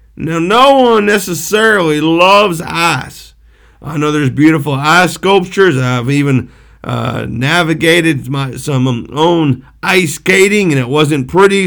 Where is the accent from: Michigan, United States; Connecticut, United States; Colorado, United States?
Michigan, United States; Pontiac; I was born in Pontiac, Michigan